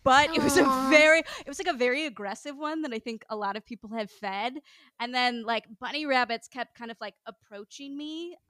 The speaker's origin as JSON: {"language": "English", "town": "Portland", "region": "Oregon", "country": "United States", "tie": "born or raised there", "also_born_or_lived": "Los Angeles", "moved": "as an adult", "said": "I came back from Los Angeles to my hometown of Portland, Oregon"}